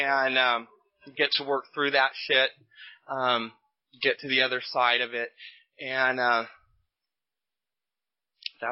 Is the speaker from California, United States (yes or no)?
yes; Bakersfield, California, United States; now in Sacramento, United States; I was born and raised in Bakersfield, which is scary, but I've been here a long time, so this is my home.